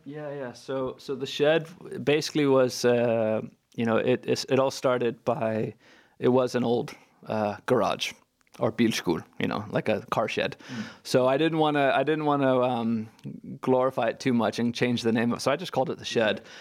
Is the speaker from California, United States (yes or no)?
yes; California, United States; moved away as an adult; now in Hafnarfjörður, Iceland